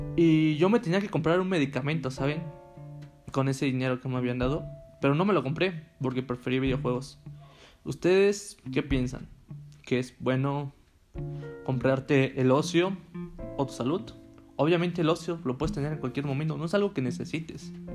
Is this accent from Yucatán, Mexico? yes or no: no; Tehuacán, Puebla, Mexico; moved away as an adult; Yo soy de Tehuacán, Puebla, una ciudad un poco mediana